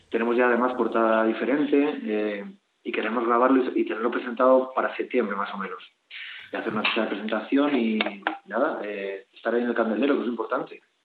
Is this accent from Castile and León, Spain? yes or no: yes; León, Castile and León, Spain; somos de León